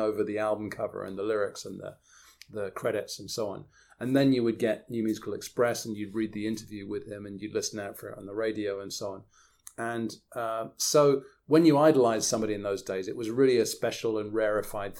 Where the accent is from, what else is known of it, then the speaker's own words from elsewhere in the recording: outside Oxford, South East England, United Kingdom; now in Woodbridge, United Kingdom; I grew up outside Oxford and now live outside Woodbridge